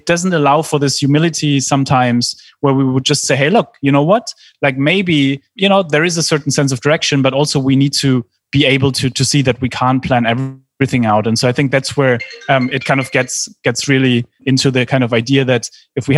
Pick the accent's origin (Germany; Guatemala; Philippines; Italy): Germany; I grew up in Germany